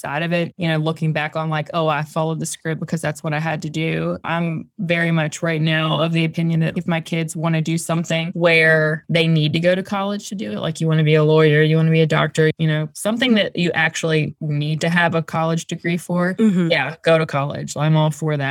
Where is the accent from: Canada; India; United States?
United States; Virginia; moved away as an adult; also born or lived in Outer Banks; I grew up in Virginia and I went to school like an hour away from where I grew up